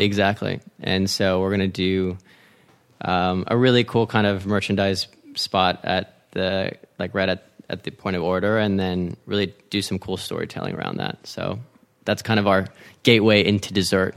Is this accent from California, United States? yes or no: yes; San Marino, California, United States; moved away as an adult; also born or lived in Washington, D.C.; grew up in L A, so half Mexican, half Chinese